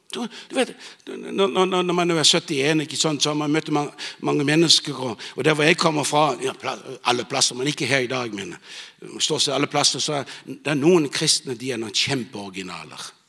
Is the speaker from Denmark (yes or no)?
yes; Bornholm, Capital Region of Denmark, Denmark; moved away; jeg vokste opp på Bornholm